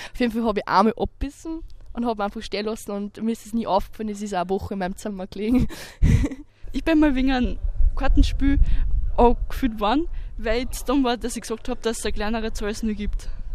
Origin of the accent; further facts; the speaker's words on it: Mitterkirchen, Upper Austria, Austria; komme aus Mitterkirchen